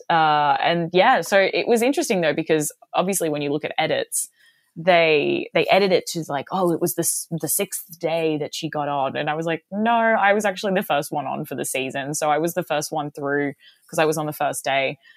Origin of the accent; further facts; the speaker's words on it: Mooloolah, Queensland, Australia; moved away as an adult; also born or lived in Chicago, United States / Boston, United States; now in Los Angeles, United States; I grew up in a small town called Mooloolah